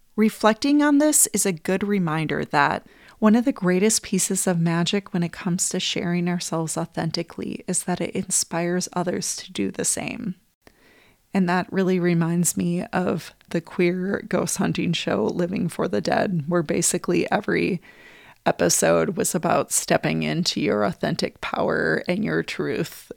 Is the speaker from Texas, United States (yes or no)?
no; Wisconsin, United States; moved away; also born or lived in Minneapolis, Minnesota; I moved from Wisconsin, where I grew up